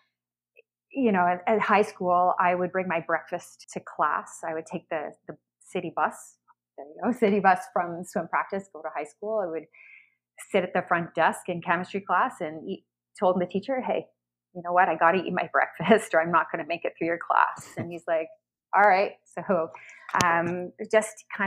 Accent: London, Ontario, Canada; I grew up in London, Ontario

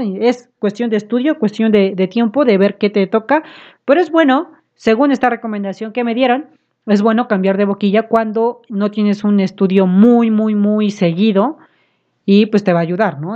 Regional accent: Puebla, Mexico; nosotros somos de aquí de Puebla

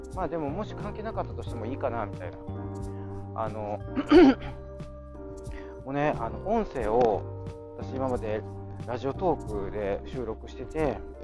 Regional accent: Kansai, Japan; accent: Kansai-ben; 私のそのあの関西弁

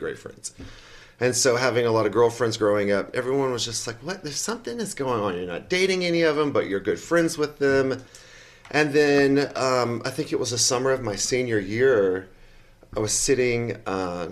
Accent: Chickamauga, Georgia, United States; I'm from Chickamauga, Georgia, which if you don't know Chickamauga, Georgia, which is just underneath Chattanooga, Tennessee.

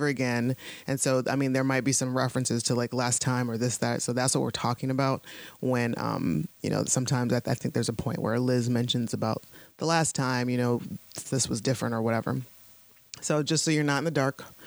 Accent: Ohio, United States; moved away as an adult; now in Pittsburgh, United States

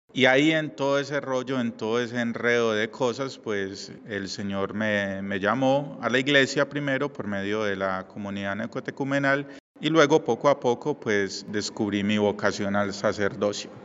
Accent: Medellín, Antioquia, Colombia; moved away; yo vengo de Colombia, de Medellín.

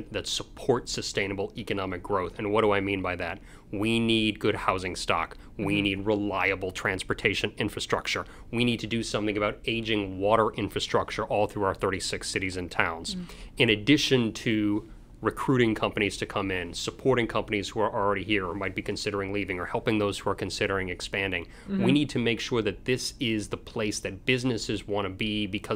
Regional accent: Shrewsbury, Massachusetts, United States; I live in Shrewsbury now. I grew up in Shrewsbury going all the way back to childhood.

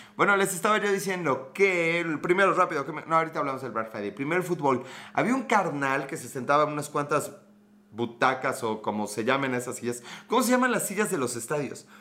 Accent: Puebla, Mexico; Soy de Puebla

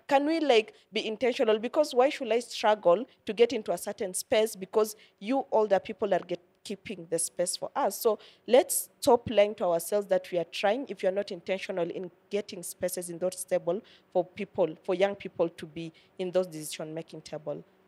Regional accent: Kenya; these are the values that I have as a Kenyan

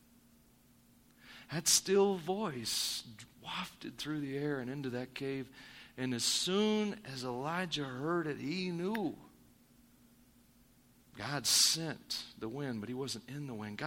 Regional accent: Missouri, United States; moved away; I'm from Missouri

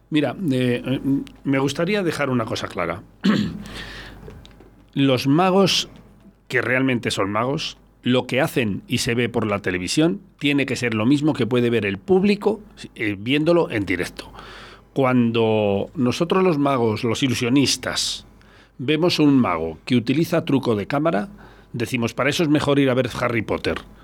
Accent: Arroyo de la Encomienda, Castile and León, Spain; en mi pueblo, en Arroyo, donde estamos ahora

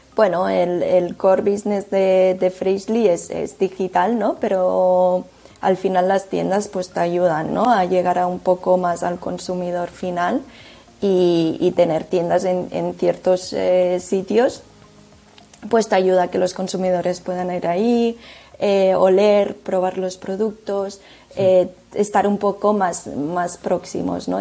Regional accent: Tarragona, Catalonia, Spain; es una empresa que está también basada en Tarragona, cosa que, es de donde soy

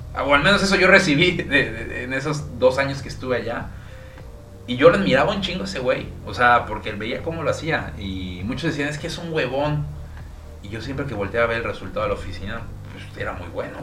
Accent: Villahermosa, Tabasco, Mexico; now in Mérida, Mexico; yo nací en Villahermosa, Tabasco, mi papá igual, mi mamá viene de Veracruz

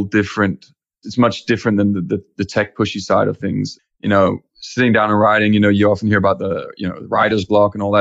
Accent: Copenhagen, Capital Region of Denmark, Denmark; moved away; Originally, I'm from Denmark and Copenhagen

